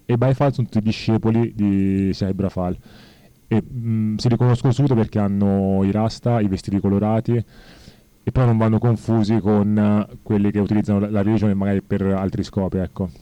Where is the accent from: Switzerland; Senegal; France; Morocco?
Senegal; now in Italy; io infatti sono senegalese, però beh, vivo in Italia da ormai 30 anni